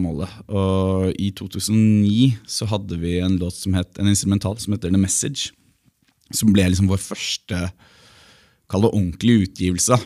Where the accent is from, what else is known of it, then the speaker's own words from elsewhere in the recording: Norway; also born or lived in New York; vi ble jo Eh, på en måte importert fra utlandet, men som nordmenn